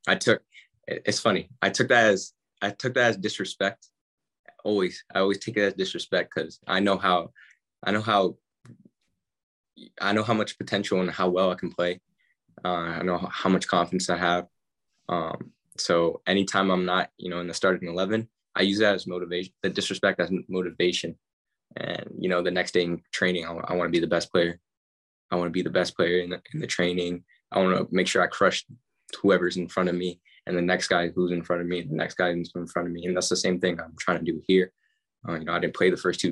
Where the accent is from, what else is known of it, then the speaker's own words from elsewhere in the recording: United States; moved away; We're all American